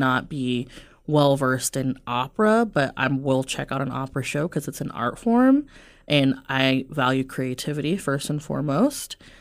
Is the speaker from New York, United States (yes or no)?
no; Omaha, Nebraska, United States; I'm born and raised Omaha